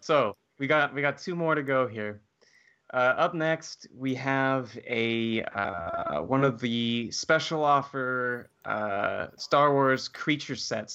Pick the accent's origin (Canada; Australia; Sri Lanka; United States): United States; Santa Barbara, California; moved away; back in Santa Barbara, which is my hometown